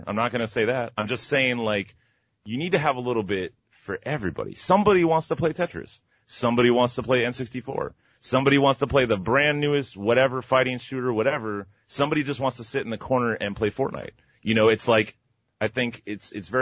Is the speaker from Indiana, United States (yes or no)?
no; Miami, Florida, United States; moved away; I'm from Miami originally, Miami, Florida